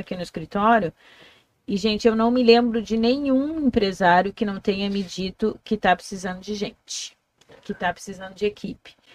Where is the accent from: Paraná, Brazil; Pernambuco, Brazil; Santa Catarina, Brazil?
Paraná, Brazil; Foz do Iguaçu; eu sou nascida em Foz